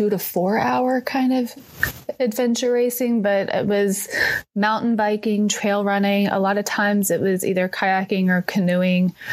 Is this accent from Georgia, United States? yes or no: no; East Texas, United States; I was actually from East Texas